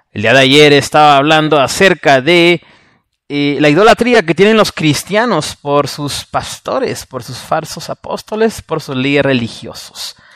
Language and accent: Spanish; Mexico; Porque soy mexicano.